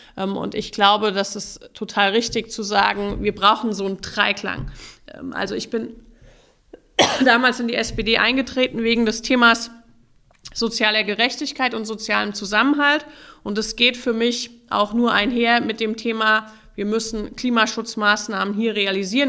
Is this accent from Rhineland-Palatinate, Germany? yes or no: yes; Mainz, Rhineland-Palatinate, Germany; Mainz ist meine Heimatstadt